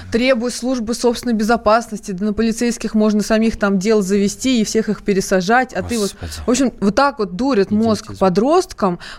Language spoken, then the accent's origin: Russian; Moscow, Russia; Я по поводу работы. Мне 23 года. Я из Москвы.